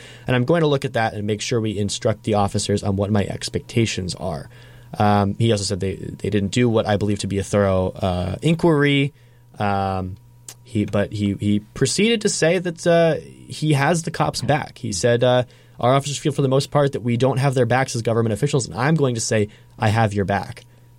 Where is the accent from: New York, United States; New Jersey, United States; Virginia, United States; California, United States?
New York, United States; Brooklyn; I grew up in Brooklyn, and a pretty quote unquote safe neighborhood.